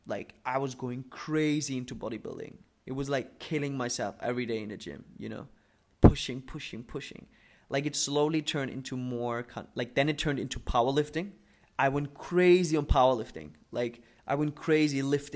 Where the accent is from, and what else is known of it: Germany; born or raised there; English is a second language; moved away as an adult; also born or lived in Dubai